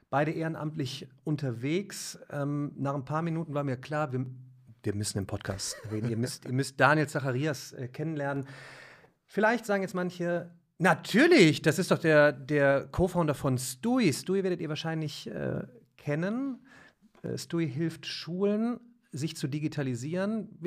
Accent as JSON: {"language": "German", "town": "Remscheid", "region": "North Rhine-Westphalia", "country": "Germany", "said": "Ich komme aus Remscheid, ne?"}